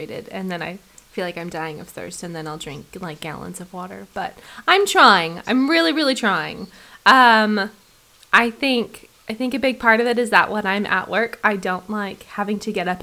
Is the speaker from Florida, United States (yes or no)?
no; Oregon, United States; moved away as an adult; also born or lived in Seattle; now in Napier, New Zealand; growing up in Oregon, we had like, you know, like fresh as hell spring water